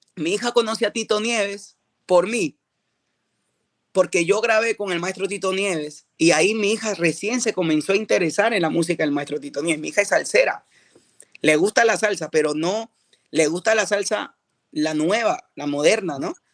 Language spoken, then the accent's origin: Spanish; Peru; now in United States